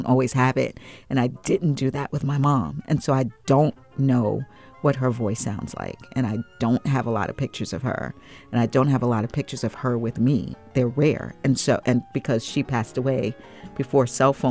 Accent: Long Island, New York, United States; a little black girl growing up in Long Island, New York

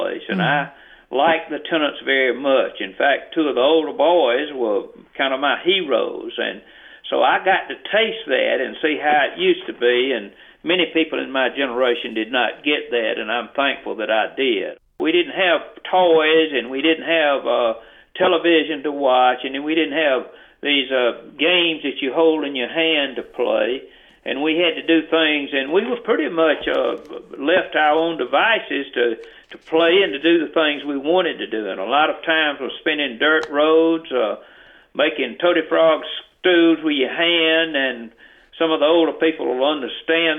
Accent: Houston County, Georgia, United States; I was from Houston County, but I was non-metro

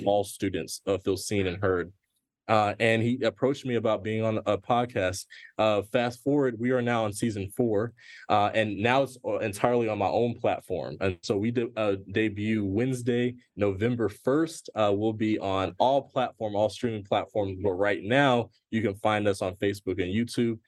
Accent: Gwinnett County, Georgia, United States; where I'm from and where I grew up. And when I grew up, it was not cool to be from Gwinnett

